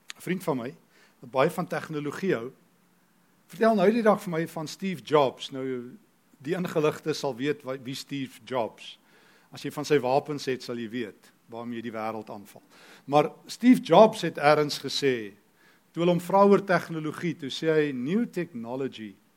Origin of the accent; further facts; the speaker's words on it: South Africa; ek is 'n Christen Afrikaner